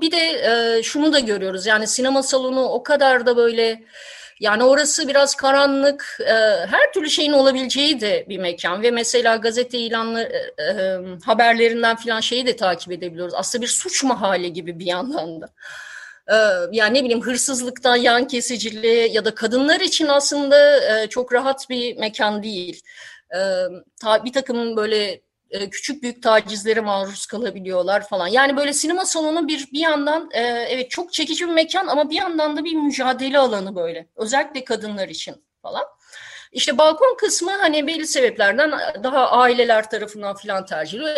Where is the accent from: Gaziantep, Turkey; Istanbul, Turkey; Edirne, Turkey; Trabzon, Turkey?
Istanbul, Turkey; moved away as an adult; İstanbul'da ben gençliğimi geçirdim ama 90'ların başına itibaren ayrıldım.